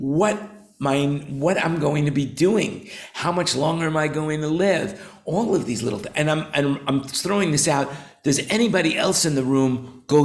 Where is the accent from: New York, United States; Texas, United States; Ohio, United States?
New York, United States; now in Thailand; I grew up in New York